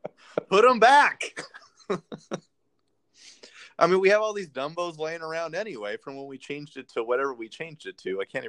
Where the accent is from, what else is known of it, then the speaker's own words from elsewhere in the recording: California, United States; I grew up in California, so I would cheer for stuff that was in the California ride